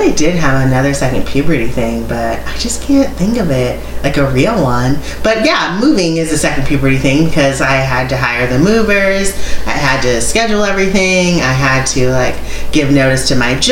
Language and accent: English; California, United States; moved away; we're from California